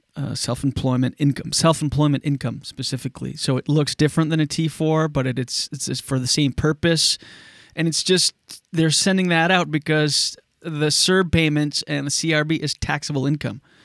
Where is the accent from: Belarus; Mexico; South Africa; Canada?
Canada; my hometown